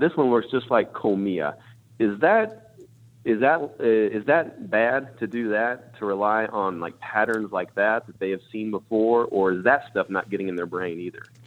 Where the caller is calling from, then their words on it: McKinney, Texas, United States; Calling from McKinney, Texas.